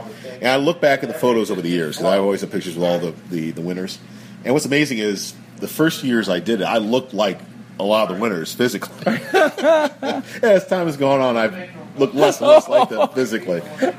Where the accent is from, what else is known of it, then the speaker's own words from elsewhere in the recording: Simsbury, Connecticut, United States; also born or lived in Chicago, Illinois / Los Angeles, California / Kansas City, Missouri / Washington, D.C.; Los Angeles, California, Kansas City, Missouri, Washington, D.C., and finally we settled down in, of all places, a small town called Simsbury, Connecticut.